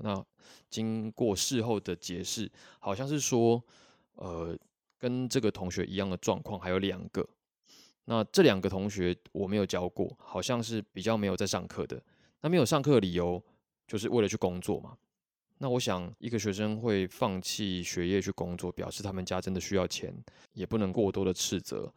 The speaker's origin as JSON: {"language": "Chinese", "country": "Taiwan", "moved": "yes", "lives_now": "Vietnam", "said": "他们介绍我是台湾来的指导老师"}